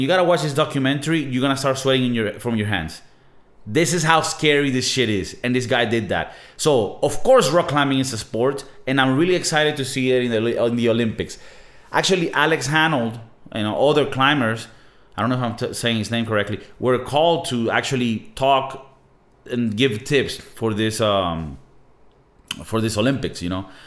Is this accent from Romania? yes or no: no; Venezuela; moved away; I'm from Venezuela